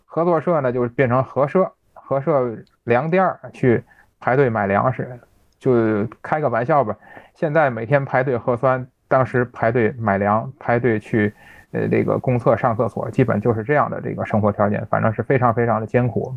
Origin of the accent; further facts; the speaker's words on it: Tianjin, China; 咱们天津人爱加个儿化音